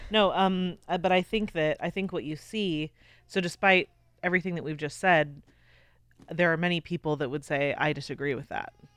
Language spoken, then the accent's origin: English; United States; we're American